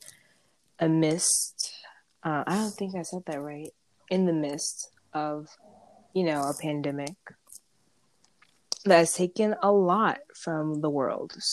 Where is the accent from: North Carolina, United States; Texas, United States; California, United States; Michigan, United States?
California, United States; We're both from California. But I'm in California. I'm in NorCal